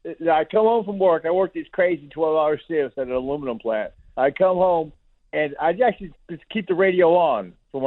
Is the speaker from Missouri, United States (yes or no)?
no; Hayward, California, United States; now in Alabama, United States; I'm in Alabama, but I'm actually from Hayward, California, the Bay Area